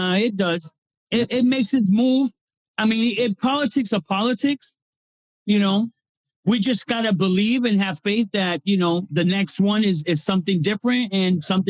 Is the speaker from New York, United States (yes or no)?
yes; New York, United States; now in Boston, United States; I grew up in New York, so that's my second home, man.